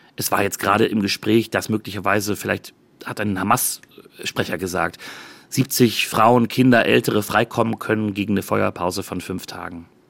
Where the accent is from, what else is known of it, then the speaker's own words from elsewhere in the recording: Germany; moved away as an adult; now in Tel Aviv, Israel; bei uns in Deutschland